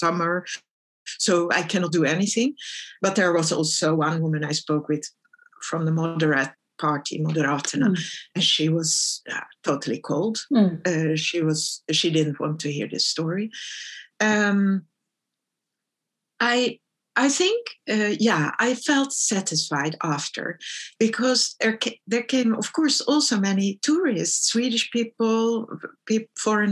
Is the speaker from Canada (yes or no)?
no; Netherlands; moved away as an adult; also born or lived in Stockholm, Sweden; I grew up in the Netherlands